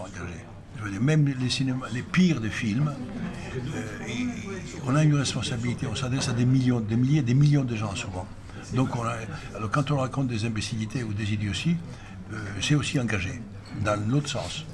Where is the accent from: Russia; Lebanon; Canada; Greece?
Greece; moved away as an adult; also born or lived in Paris; je venais des Grèces, d'un pays où euh, le cinéma n'existait pas